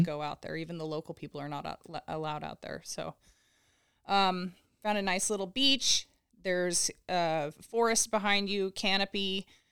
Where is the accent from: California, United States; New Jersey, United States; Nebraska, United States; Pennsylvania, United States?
California, United States; Southern; I grew up in Southern California, so typical California girl